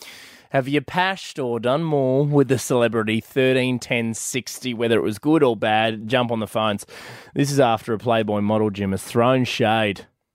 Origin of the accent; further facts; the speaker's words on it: Australia; So I thought this was big in the US, but I mean, as an Aussie mum, you're like, boycott the pig.